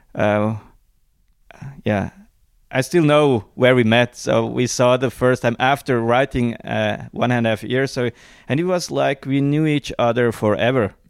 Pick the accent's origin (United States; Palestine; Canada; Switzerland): Switzerland; Zurich Highlands; I grew up here in Switzerland. in the Zurich Highlands, we call that.